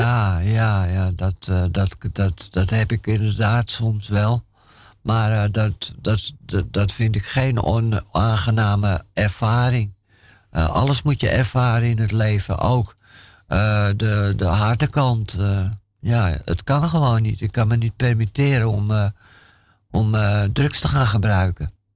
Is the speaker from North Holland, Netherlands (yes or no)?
yes; Amsterdam, North Holland, Netherlands; ik ben in Amsterdam-Noord uh, opgegroeid